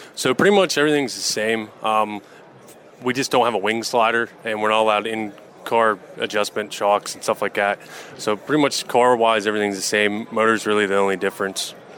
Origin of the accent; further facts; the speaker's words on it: Cranberry, Seneca area, Pennsylvania, United States; also born or lived in Guys Mills, Pennsylvania; I grew up in Cranberry Seneca area